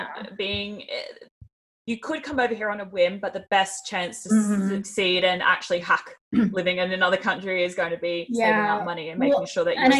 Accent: Australia; moved away; as an Aussie

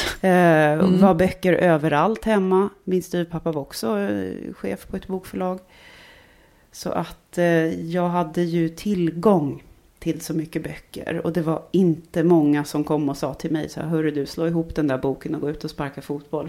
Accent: Stockholm, Stockholm County, Sweden; accent: stockholmska; moved away as an adult; Jag är uppvuxen i Stockholm, eh, både i, i, inne i stan och eh, norr om stan och väster om stan

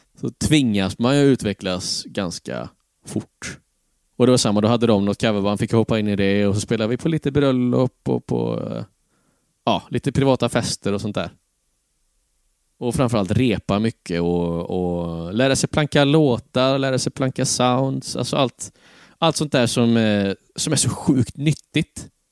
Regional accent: Tranemo, Västra Götaland, Sweden; Tranemo igen? Ja, precis. Det var eh, hem till rötterna

